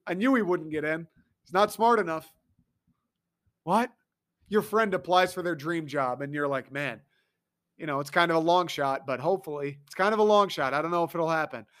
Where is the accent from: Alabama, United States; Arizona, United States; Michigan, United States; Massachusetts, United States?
Michigan, United States; Detroit; I'm from Michigan